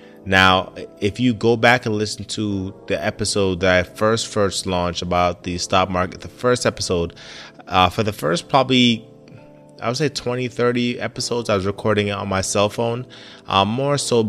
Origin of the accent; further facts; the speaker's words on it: Jamaica; now in United States; Now, I grew up in Jamaica, or at least I was born in Jamaica and stayed there for some time